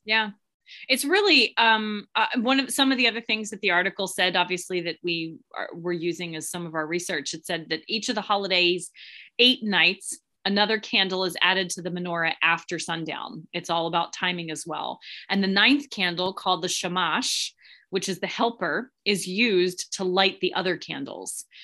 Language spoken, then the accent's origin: English; Philadelphia, Pennsylvania, United States; growing up where I grew up in Philadelphia